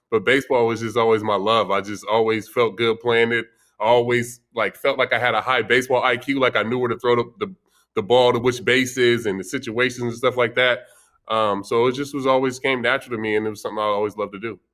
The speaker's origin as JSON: {"language": "English", "town": "Vallejo", "region": "California", "country": "United States", "tie": "born or raised there", "said": "growing up, I grew up in, uh, in Vallejo, California"}